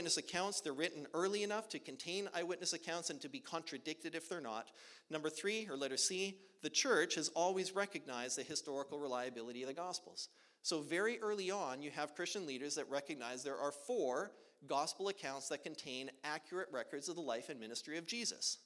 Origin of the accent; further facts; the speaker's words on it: Edmonton, Alberta, Canada; moved away as an adult; now in Oklahoma, United States; I grew up in Edmonton, Alberta, Canada